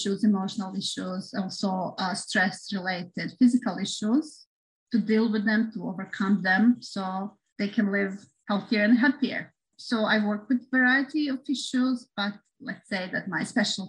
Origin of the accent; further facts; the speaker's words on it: Belgrade, Serbia; English is a second language; now in Japan; So I am from Serbia, from Belgrade.